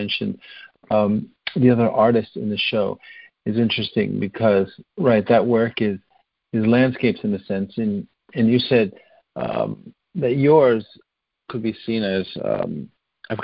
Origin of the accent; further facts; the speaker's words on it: the North, United States; I'm from the North.